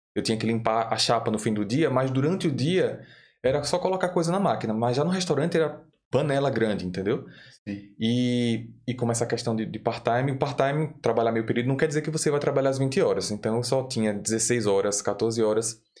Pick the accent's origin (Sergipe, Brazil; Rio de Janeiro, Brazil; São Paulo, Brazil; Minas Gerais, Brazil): Sergipe, Brazil; Aracaju; moved away as an adult; now in Dublin, Ireland; eu sou de Aracaju, Sergipe